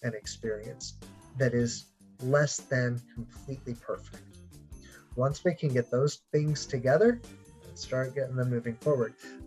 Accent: Anchorage, Alaska, United States; growing up in Anchorage, Alaska

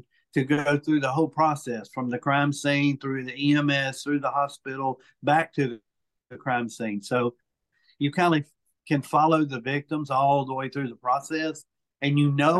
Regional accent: Mobile, Alabama, United States; also born or lived in South Florida; I was adopted from South Florida when I was 5 days old. And, moved pretty much here to West Mobile, and I've been in Mobile County pretty much all my life

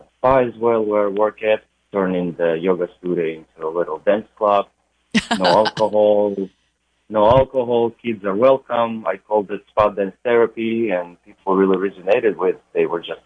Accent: Ukraine; moved away as an adult; also born or lived in New York City, United States; now in California, United States; originally I'm from Ukraine and been in the United States for about 12 years now

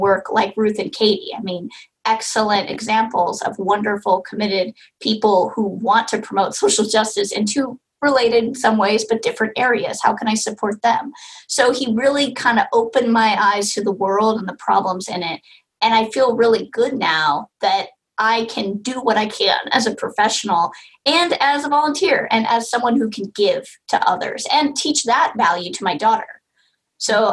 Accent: California, United States; I'm from California

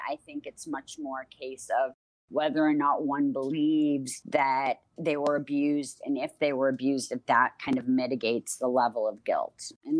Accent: Cambridge, Massachusetts, United States; Sarah and I grew up in Cambridge, Massachusetts with parents who worked at Harvard.

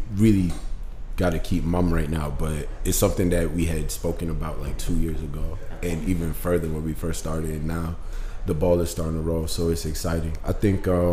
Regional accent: New York City, New York, United States; I'm born and raised in New York City, Brooklyn

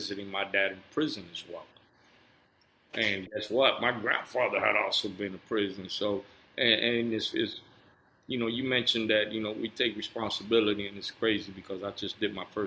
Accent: Cuba; moved away; I was born in Cuba. My home was the underground liquor store and where the games took place.

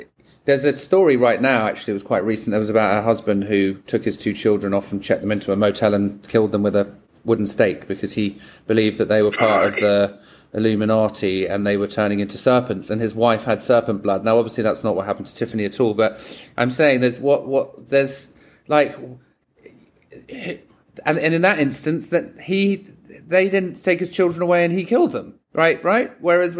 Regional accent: England, United Kingdom; now in United States; as an Englishman living in America and not living in the country that you're born

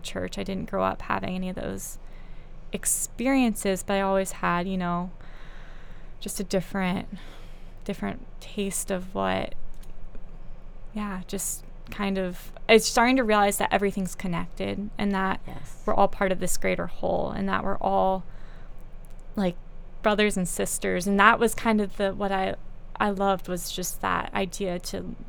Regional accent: North Carolina, United States; I grew up in North Carolina

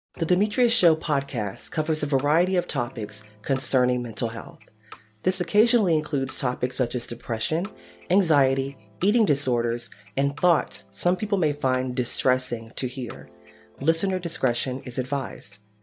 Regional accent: United States; now in Texas, United States; as an American

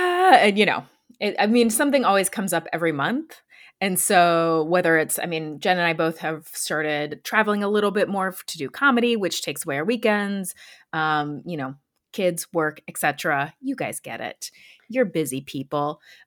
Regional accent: South Carolina, United States; born there; also born or lived in Alabama; now in Georgia, United States; I have lived now in Georgia for 3 years. I was born in South Carolina. I lived in Alabama when I was growing up a little bit.

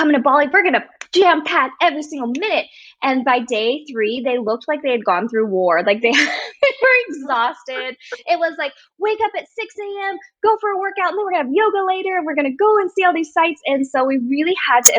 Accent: United States; I'm Chinese American

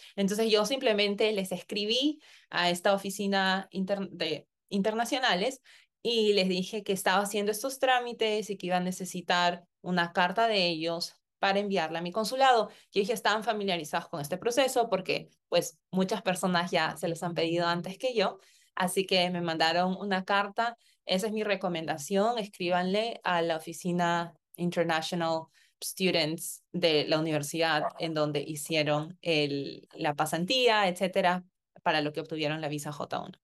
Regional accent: Peru; moved away as an adult; also born or lived in Connecticut, United States; now in United States; yo tenía que volver a mi país de origen, en mi caso Perú

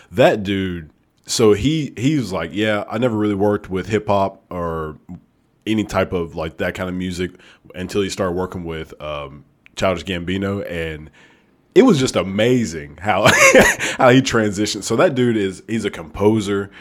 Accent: Alabama, United States; I'm actually from Alabama

